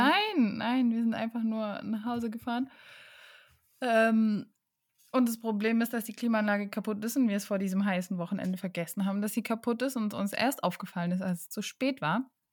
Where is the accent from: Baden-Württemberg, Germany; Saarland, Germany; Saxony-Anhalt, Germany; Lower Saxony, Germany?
Baden-Württemberg, Germany; Karlsruhe; moved away; in meiner Heimatstadt Karlsruhe